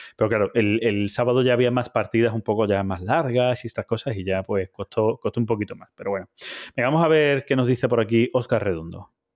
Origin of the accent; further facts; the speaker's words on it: Jabugo area, Andalusia, Spain; mi tierra, ¿vale? aquí sería Jabugo